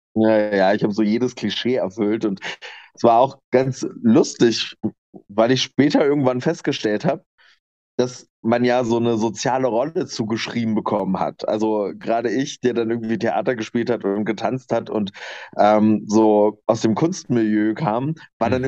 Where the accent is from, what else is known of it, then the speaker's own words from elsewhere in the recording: Lower Lusatia, Brandenburg, Germany; moved away as an adult; also born or lived in Nuremberg; now in Leipzig, Germany; ich komme aus der Niederlausitz in Brandenburg